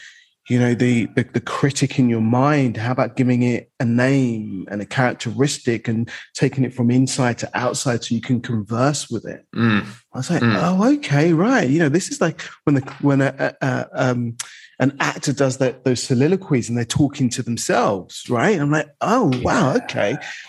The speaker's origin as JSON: {"language": "English", "region": "London", "country": "United Kingdom", "said": "I'm male, I'm black, I'm from the East End, but I don't sound like I'm from the East End."}